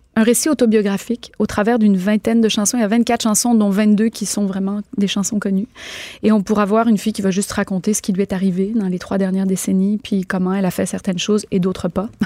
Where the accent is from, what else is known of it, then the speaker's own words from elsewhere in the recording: Quebec, Canada; chez nous au Québec